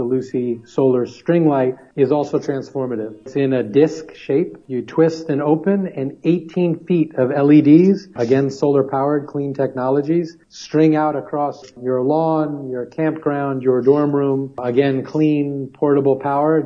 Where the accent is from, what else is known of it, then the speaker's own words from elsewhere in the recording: New York City, New York, United States; I grew up in New York City